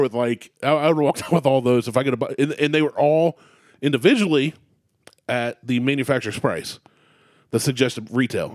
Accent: Ohio, United States; I'm from Ohio

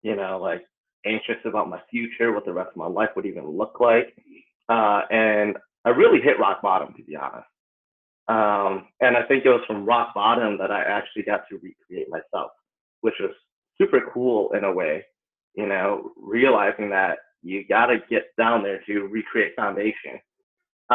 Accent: Appleton, Wisconsin, United States; moved away as an adult; also born or lived in Chicago / Los Angeles; I'm originally from Appleton, Wisconsin. So when I turned 19, I actually dropped out of college to pursue dance. And that's when I moved out to Chicago.

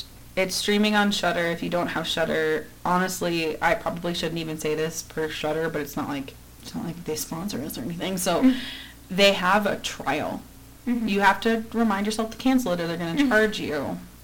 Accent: United States; As an American, as a white American

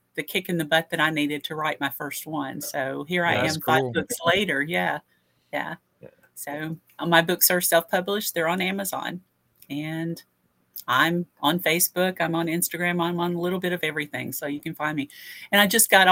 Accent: Fayetteville, Tennessee, United States; I'm author from Fayetteville, Tennessee.

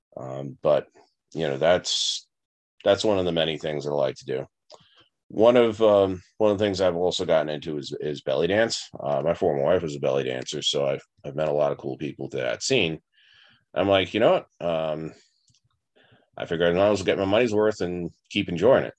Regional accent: Long Island, New York, United States; now in New England, United States; Because I'm from Long Island originally, but I've lived in New England for the last 20 years.

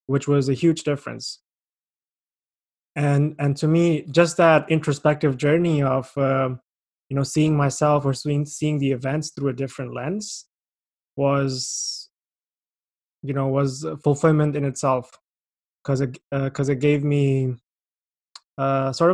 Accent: Pakistan; moved away as an adult; now in Canada; I'm from Pakistan

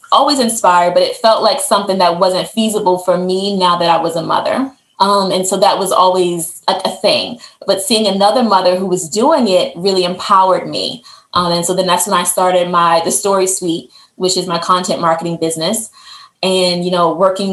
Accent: Baltimore, Maryland, United States; also born or lived in Maine; my hometown of Baltimore, which is where my family lives

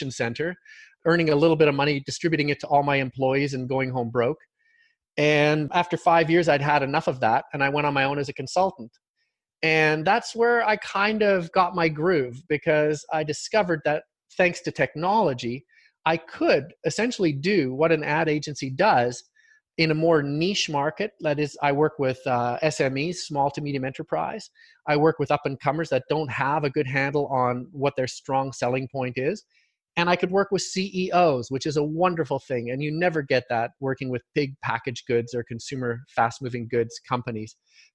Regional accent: Calgary, Alberta, Canada; moved away as an adult; also born or lived in Germany; I'm from Calgary originally, which is an oil town.

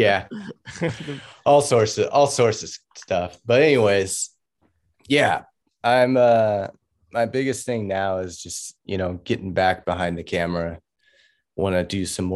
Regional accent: Oakland, California, United States; moved away; also born or lived in Los Angeles, California; I come from Oakland, California, and quickly had moved into Los Angeles.

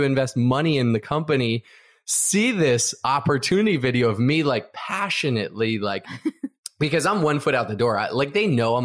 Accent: Boston, Massachusetts, United States; moved away as an adult; also born or lived in California; now in Orange County, California, United States; Boston where I was raised, grew up, built my whole career, built everything there

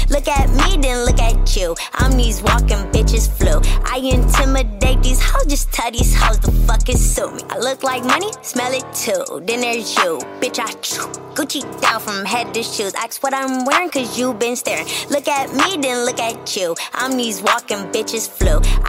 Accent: Toledo, Ohio, United States; also born or lived in North Carolina / Los Angeles; now in Phoenix, United States; Well, I'm from Toledo, Ohio, so the 419, shout out. Yeah, I lived in North Carolina for probably like 6 years, lived in L.A. for a couple of years, and now I'm in Phoenix.

